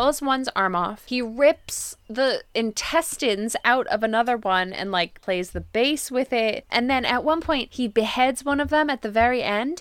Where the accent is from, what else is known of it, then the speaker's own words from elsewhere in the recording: New Jersey, United States; I'm from New Jersey.